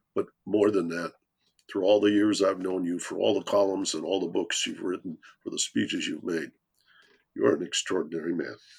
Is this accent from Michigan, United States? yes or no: yes; Detroit, Michigan, United States; I come from Detroit.